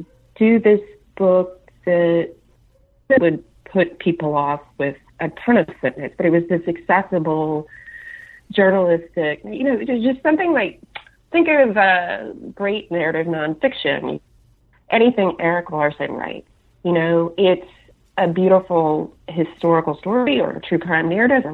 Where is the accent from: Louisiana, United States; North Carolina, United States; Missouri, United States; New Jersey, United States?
Louisiana, United States; moved away as an adult; also born or lived in Atlanta, Georgia; we moved from Atlanta back to my native Louisiana